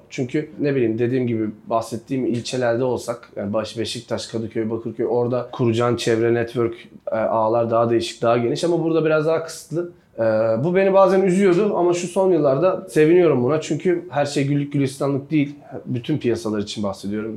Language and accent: Turkish; Bulgaria; 7 ee, Mart 1990'da Bulgaristan'da doğdum. Bulgaristan göçmeni bir ailenin çocuğuyum.